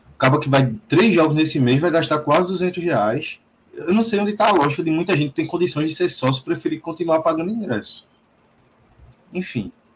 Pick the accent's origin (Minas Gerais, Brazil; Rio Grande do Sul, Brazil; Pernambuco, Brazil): Pernambuco, Brazil; interior of; Eu sou aqui do interior do Pernambuco